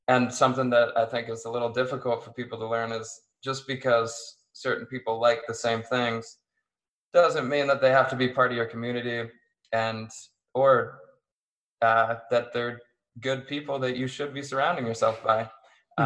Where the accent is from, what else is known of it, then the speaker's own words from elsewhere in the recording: Erie, Pennsylvania, United States; where I grew up in Erie